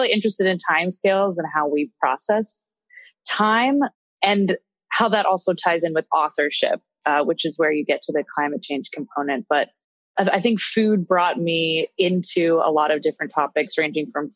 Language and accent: English; Pittsburgh, Pennsylvania, United States; now in Brooklyn, United States; I am originally from Pittsburgh, Pennsylvania